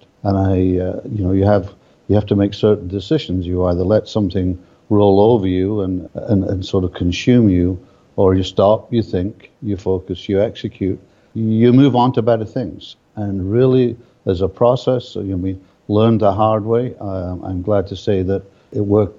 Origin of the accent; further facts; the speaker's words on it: Edinburgh, Scotland, United Kingdom; now in Canada; I live in Canada, have done for many years, but I was brought up in Edinburgh